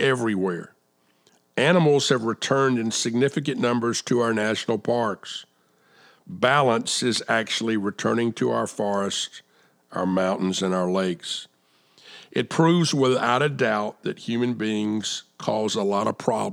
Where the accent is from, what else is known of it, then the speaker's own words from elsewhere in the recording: South Carolina, United States; here in my home state of South Carolina